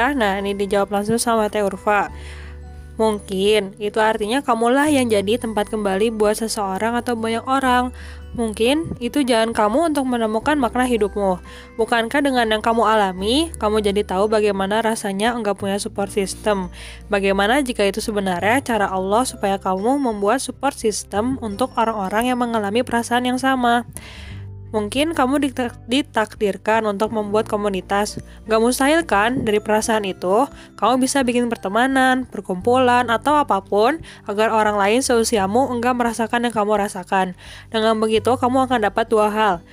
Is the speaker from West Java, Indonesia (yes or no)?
yes; Bandung, West Java, Indonesia; oh iya ada dari Bandung juga aduh tersiduk saya dari Bandung